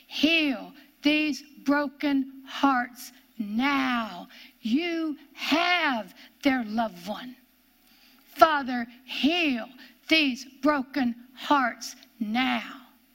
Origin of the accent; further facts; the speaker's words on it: Pennsylvania, United States; born there; I came from West Pennsylvania, is where I was born.